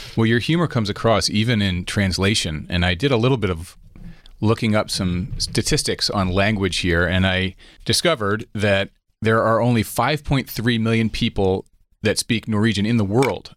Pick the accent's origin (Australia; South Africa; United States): United States; as an American